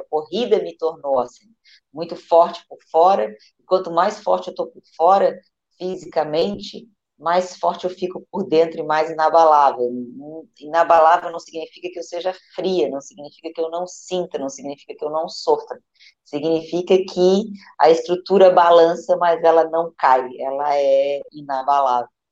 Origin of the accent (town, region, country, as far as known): Brazil